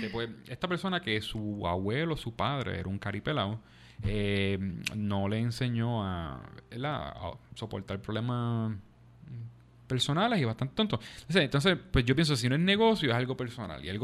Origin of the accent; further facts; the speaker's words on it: Bayamón, Puerto Rico; yo soy de Bayamón.